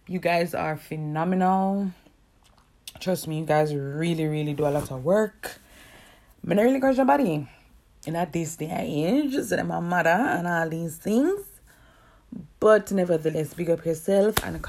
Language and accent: English; Kingston, Jamaica; I'm from Kingston, Jamaica